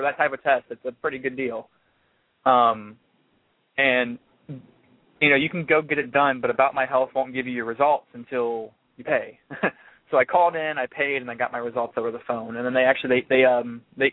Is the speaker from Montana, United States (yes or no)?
no; Virginia, United States; moved away as an adult; also born or lived in Louisiana; now in Florida, United States; I moved back to Virginia, actually. Got a job working game day operations for one of the hockey teams, the hockey team in our hometown, my hometown.